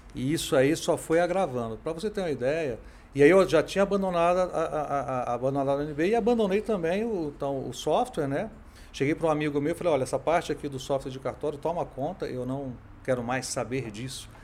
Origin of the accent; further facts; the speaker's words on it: Brasília, Federal District, Brazil; eu sou brasiliense